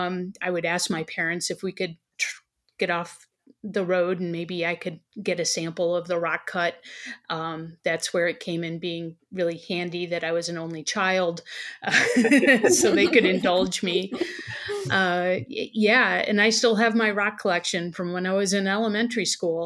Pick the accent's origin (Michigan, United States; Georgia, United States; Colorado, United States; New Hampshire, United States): Michigan, United States; just outside of Detroit; moved away as an adult; I grew up in Michigan, just outside of Detroit